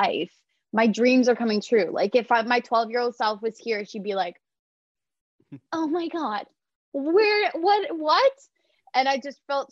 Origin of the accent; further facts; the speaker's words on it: Toronto, Ontario, Canada; I'm from born and raised in Toronto